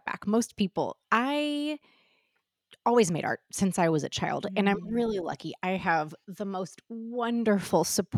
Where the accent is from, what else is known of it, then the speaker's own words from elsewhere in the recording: St. Louis, Missouri, United States; moved away as an adult; now in Los Angeles, United States; I'm from St. Louis, Missouri